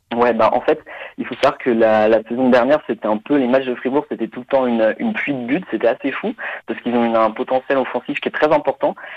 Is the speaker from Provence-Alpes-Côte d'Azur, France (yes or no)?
no; Nantes, Pays de la Loire, France; now in Germany; je suis né à Nantes et euh, d'un père français et d'une mère allemande. Donc euh, j'ai grandi un peu à, la Beaujoire